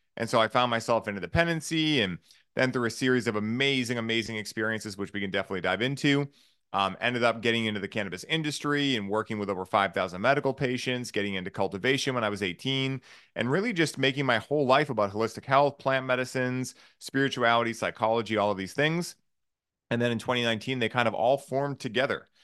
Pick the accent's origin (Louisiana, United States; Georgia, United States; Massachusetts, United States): Massachusetts, United States; Boston; I grew up in Boston or south of Boston